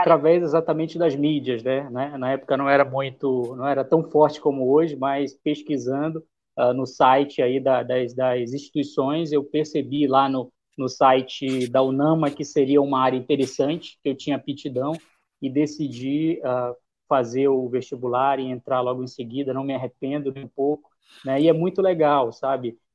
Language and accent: Portuguese; Belém, Pará, Brazil; also born or lived in Marabá; onde eu nasci, né, de Belém, da região metropolitana